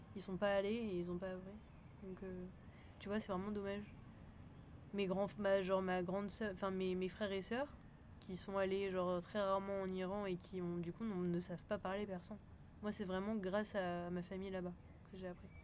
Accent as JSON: {"language": "French", "region": "southern France", "country": "France", "said": "je suis née en France mais voilà mon père est, iranien"}